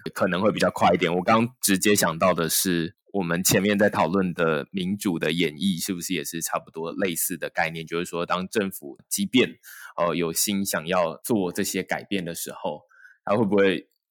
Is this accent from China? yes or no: no; Taiwan; 我出生在台湾